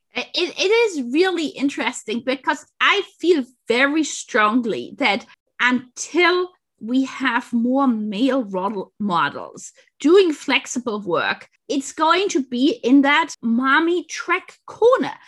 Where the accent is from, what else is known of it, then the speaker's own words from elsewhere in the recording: Munich, Bavaria, Germany; moved away; I grew up in Munich too.